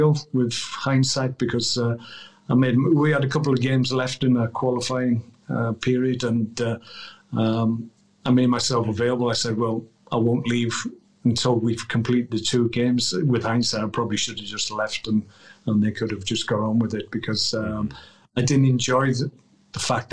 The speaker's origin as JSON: {"language": "English", "region": "Wales", "country": "United Kingdom"}